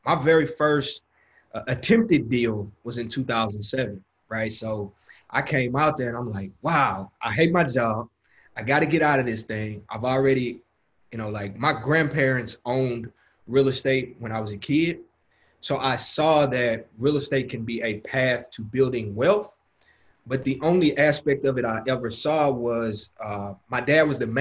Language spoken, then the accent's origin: English; Houston, Texas, United States; So I'm from Houston, Texas, born and raised. And I grew up in South Park, which is one of the hoods of Houston